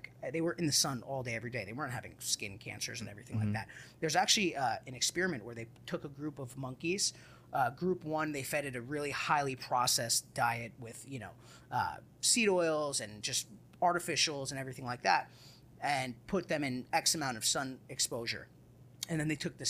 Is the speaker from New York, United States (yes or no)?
yes; New York, United States; now in Austin, United States; originally I'm from New York, so my whole family is in Dallas. So I'm in Austin for the business